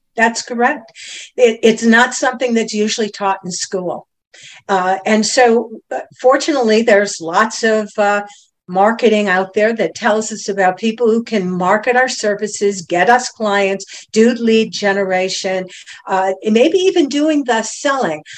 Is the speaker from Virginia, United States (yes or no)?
no; Cleveland, Ohio, United States; moved away as an adult; also born or lived in Boston; now in Stuart, United States; born and raised in Cleveland, Ohio